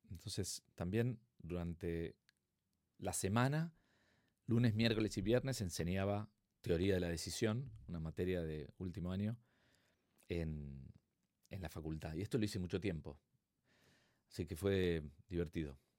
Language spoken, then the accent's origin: Spanish; Buenos Aires, Argentina; accent: Argentine; moved away as an adult; also born or lived in Mexico; now in Madrid, Spain; Soy de Palermo y vivo acá en España hace dos años y medio.